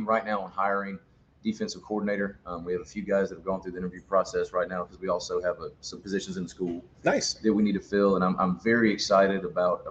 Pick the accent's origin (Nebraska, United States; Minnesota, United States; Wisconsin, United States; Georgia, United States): Georgia, United States; Southwest; I'm from Southwest Georgia